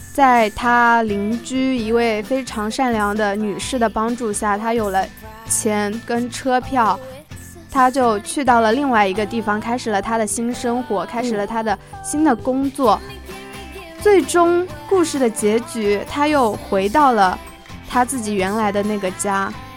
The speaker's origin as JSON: {"language": "Chinese", "town": "Hangzhou", "region": "Zhejiang", "country": "China", "said": "我来自浙江杭州"}